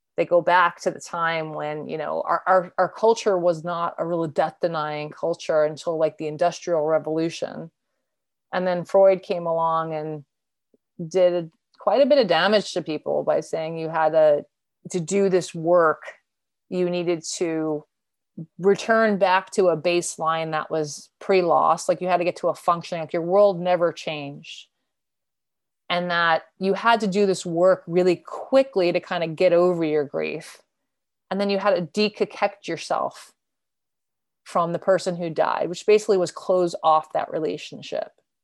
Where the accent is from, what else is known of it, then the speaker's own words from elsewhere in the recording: New York, United States; I grew up in New York, the greater New York area. I was born in Queens.